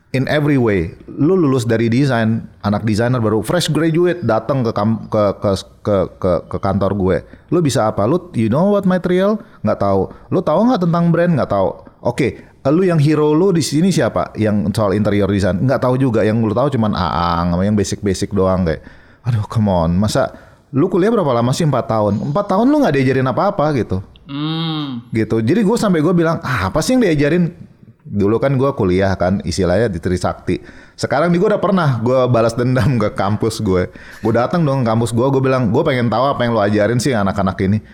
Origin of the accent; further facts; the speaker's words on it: Bali, Indonesia; dari kecil gue lahir di Bali